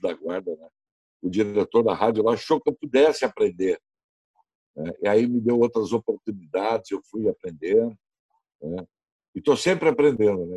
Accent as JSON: {"language": "Portuguese", "town": "Novo Hamburgo", "region": "Rio Grande do Sul", "country": "Brazil", "moved": "as an adult", "lives_now": "Porto Alegre, Brazil", "said": "eu sou da, da, de Novo Hamburgo. Eu comecei na rádio da minha cidade lá"}